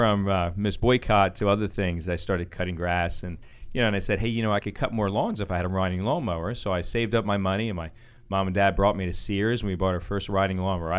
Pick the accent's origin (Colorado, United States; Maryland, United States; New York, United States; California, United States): Maryland, United States; Baltimore; I'm from the, I was an Army brat, but we ended up settling in Baltimore.